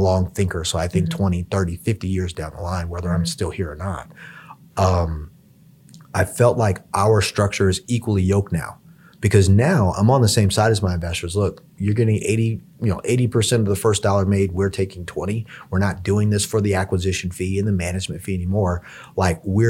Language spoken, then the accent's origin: English; Hawaii, United States; I was kind of born and bred in Hawaii